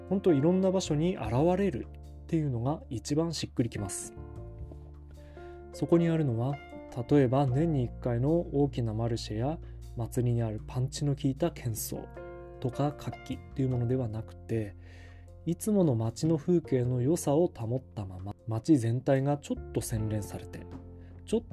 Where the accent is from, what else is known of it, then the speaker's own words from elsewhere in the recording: near Shirakawa, southern Fukushima, Japan; 白河市は僕の実家から車で30分小さい頃から親についてよく行った場所で高校時代の3年間を過ごした町でもあります